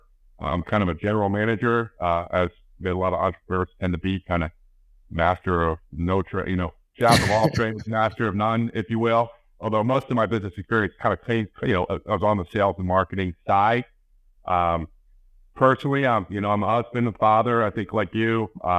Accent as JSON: {"language": "English", "town": "Baltimore", "region": "Maryland", "country": "United States", "tie": "born or raised there", "moved": "as an adult", "lives_now": "Washington, D.C., United States", "said": "I grew up in Baltimore, but now I guess I've been in D.C. since 2004. I met my wife here, settled down here. So I guess I'm likely or not, I'm a Washingtonian now"}